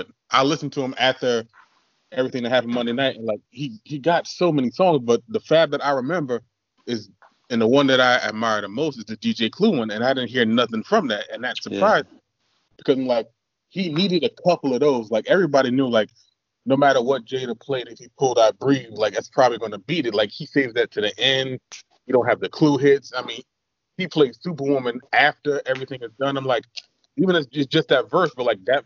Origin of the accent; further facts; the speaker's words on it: East Coast, United States; we're from the East Coast